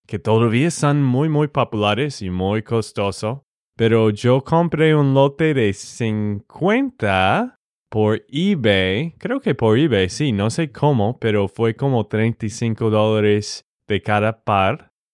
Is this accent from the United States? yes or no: yes; Texas, United States; de Texas, Estados Unidos